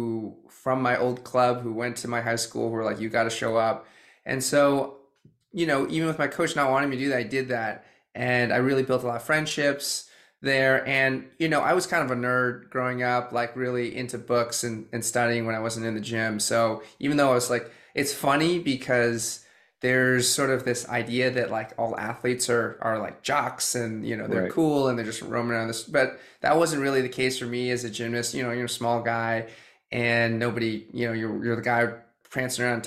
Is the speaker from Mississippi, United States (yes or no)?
no; Boston, Massachusetts, United States; moved away as an adult; also born or lived in China / California; I grew up in the suburbs of Boston